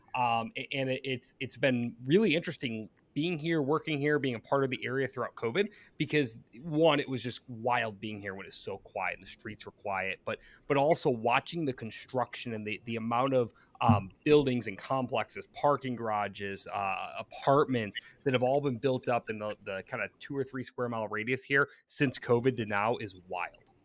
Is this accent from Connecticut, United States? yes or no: no; Michigan, United States; moved away as an adult; also born or lived in Detroit, Michigan; now in Royal Oak, United States; born in, in Metro Detroit, or actually in Detroit, um, and then moved up and spent, uh, majority of my childhood in mid-Michigan in kind of farm country land